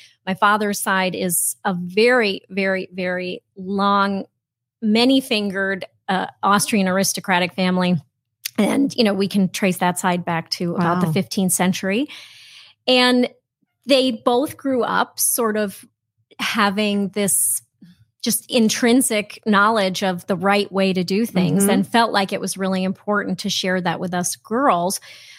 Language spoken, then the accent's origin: English; Vermont, United States; I grew up in southern Vermont. My parents were in the ski business, actually.